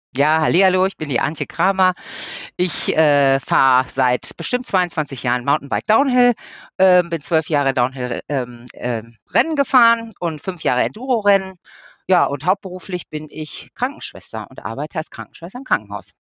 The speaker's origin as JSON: {"language": "German", "area": "Ruhr area", "region": "North Rhine-Westphalia", "country": "Germany", "said": "hier bei uns im Ruhrpott"}